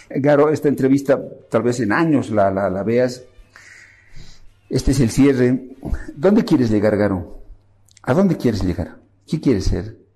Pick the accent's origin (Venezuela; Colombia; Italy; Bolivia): Bolivia; tú ves seguro a la gente, todos somos bolivianos, claro.